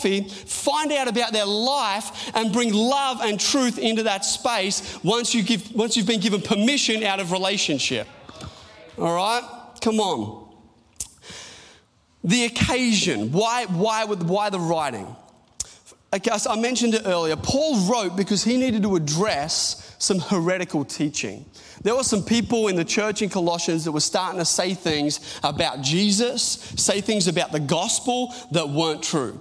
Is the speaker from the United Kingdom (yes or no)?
no; Australia; also born or lived in Newcastle; we're Australian